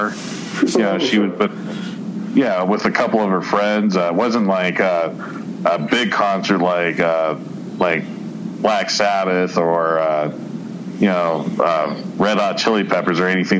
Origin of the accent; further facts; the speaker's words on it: Colorado Springs, Colorado, United States; not too far away from where I grew up, in the Village 7 area in Colorado Springs